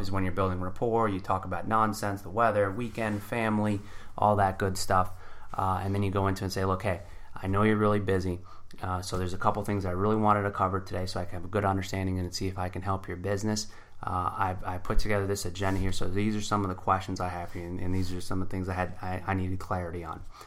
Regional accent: New Jersey, United States; I grew up in Jersey

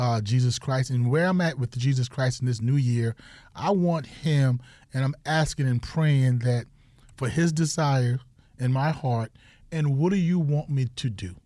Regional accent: South Carolina, United States; moved away; I'm from South Carolina

